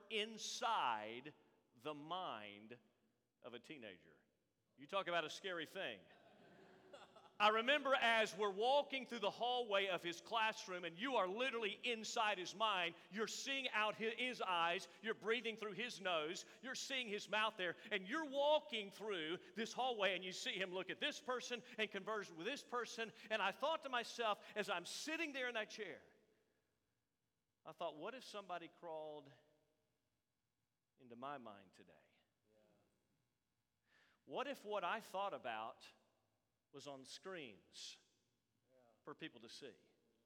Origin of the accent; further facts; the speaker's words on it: Tampa, Florida, United States; moved away; I was born at Tampa General Hospital in Tampa, Florida.